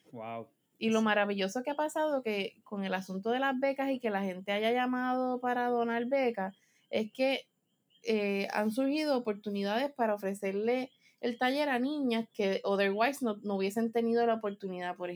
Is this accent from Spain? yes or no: yes; Spain; yo soy de España, aunque fue lo pequeño, este, yo soy una chica de ciudad